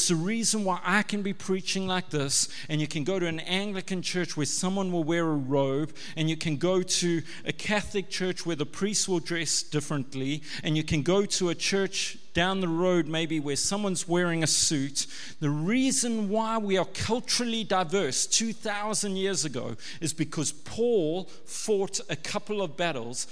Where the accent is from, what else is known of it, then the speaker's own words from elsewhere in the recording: Pinetown, KwaZulu-Natal, South Africa; I'm from Pinetown in a white, Western kind of suburban church